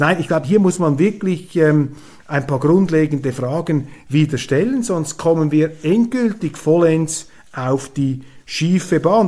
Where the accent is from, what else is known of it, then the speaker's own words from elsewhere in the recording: Switzerland; ich als Schweizer